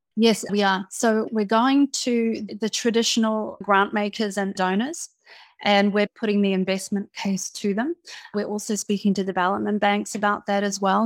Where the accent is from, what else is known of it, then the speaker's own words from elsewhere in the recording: New Zealand; moved away; also born or lived in United Kingdom; I was born in New Zealand to a father from New Zealand and a mother from Fiji. I grew up in New Zealand.